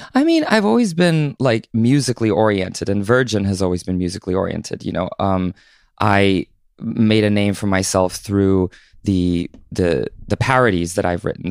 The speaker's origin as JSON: {"language": "English", "region": "Southern Oregon", "country": "United States", "tie": "born or raised there", "also_born_or_lived": "Southern California"}